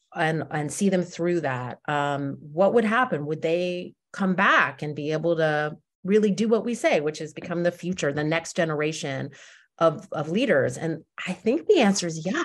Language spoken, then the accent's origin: English; Westfield, New Jersey, United States; I grew up in suburban Jersey, in Westfield, New Jersey